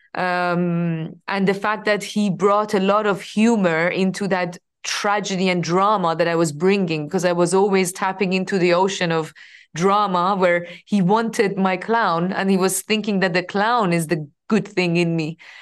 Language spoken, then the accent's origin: English; Iran; moved away as an adult; I was coming from Iran